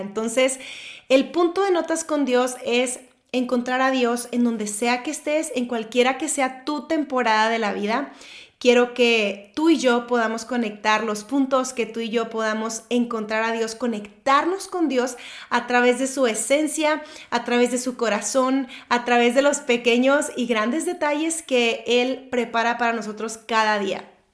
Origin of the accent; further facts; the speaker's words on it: Monterrey, Nuevo León, Mexico; soy de Monterrey, México